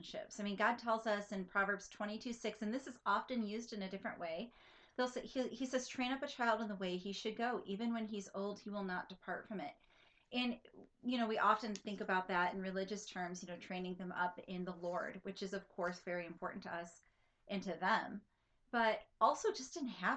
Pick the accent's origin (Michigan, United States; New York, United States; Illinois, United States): Michigan, United States; now in Central Florida, United States; I grew up in Michigan